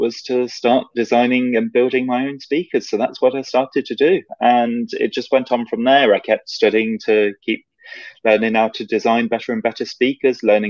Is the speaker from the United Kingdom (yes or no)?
yes; England, United Kingdom; I'm from England.